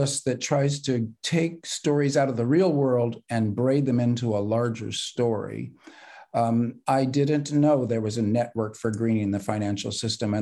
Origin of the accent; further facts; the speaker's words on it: California, United States; I'm a Californian